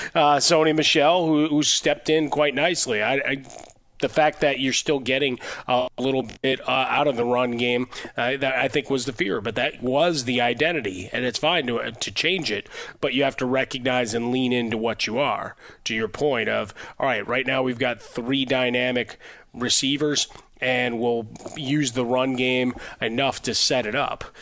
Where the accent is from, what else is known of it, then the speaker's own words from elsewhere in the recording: Chicago, Illinois, United States; my hometown, Chicago.